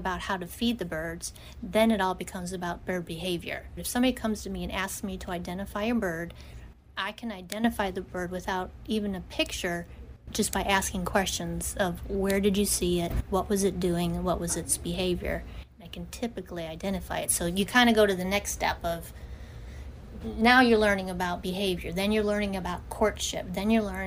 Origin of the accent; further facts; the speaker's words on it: Ohio, United States; moved away; also born or lived in Florida / Knoxville; I'm born and raised in Ohio. I live down in Florida